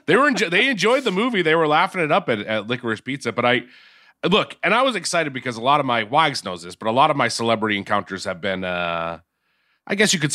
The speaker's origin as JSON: {"language": "English", "town": "Quincy", "region": "Massachusetts", "country": "United States", "said": "I told him I was from Quincy."}